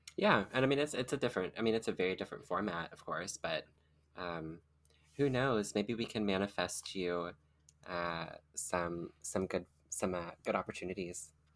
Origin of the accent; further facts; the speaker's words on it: rural Kentucky, United States; I was, like, rural Kentucky